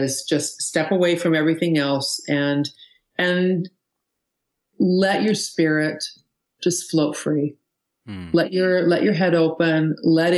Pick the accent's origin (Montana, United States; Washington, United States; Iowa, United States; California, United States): Washington, United States; Seattle; I'm from Seattle